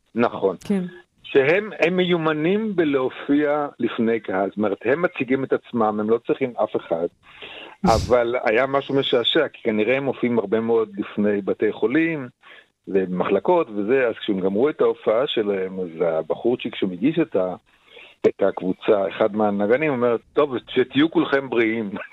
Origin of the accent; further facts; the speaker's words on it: Israel; גדלנו בארץ על המסורת הזאת